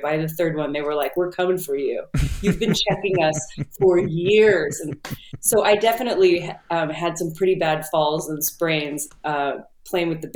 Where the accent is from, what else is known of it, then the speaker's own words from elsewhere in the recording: Southern California, United States; I'm from Southern California.